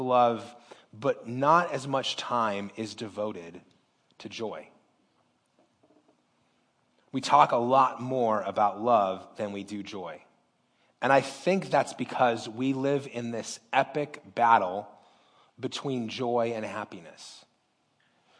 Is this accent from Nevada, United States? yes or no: yes; Las Vegas, Nevada, United States; I was born and raised in Las Vegas